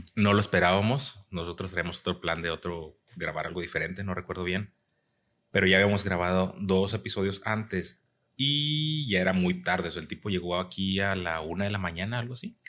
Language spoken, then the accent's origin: Spanish; Mexico; now in United States